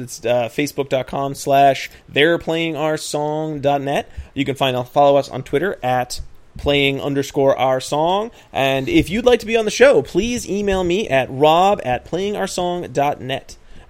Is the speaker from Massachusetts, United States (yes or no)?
yes; Boston, Massachusetts, United States; We're from Boston